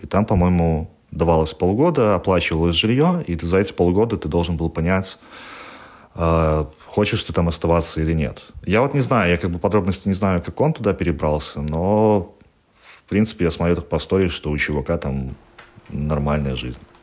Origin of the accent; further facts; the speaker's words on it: Belarus; moved away as an adult; now in Gdansk, Poland; я уезжал из Беларуси 4 раза